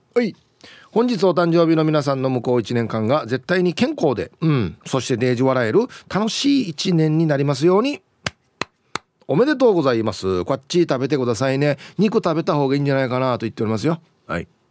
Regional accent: Uruma, Okinawa, Japan; 僕はアゲナ出身で

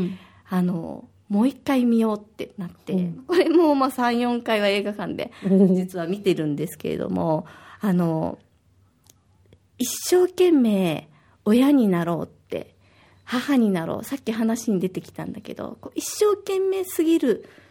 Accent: Osaka, Japan; now in Okinawa, Japan; 私は大阪出身

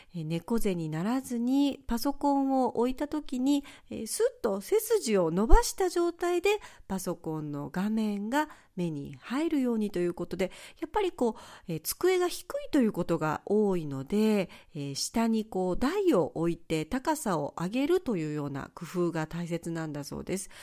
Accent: Yaese, Okinawa, Japan; 私の出身地八重瀬町は2つの町村が合併してできた町なんですが

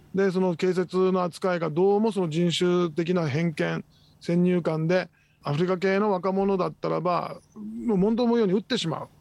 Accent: Tokyo, Japan; moved away as an adult; also born or lived in United States; now in Okinawa, Japan; 私は、出身は東京です。

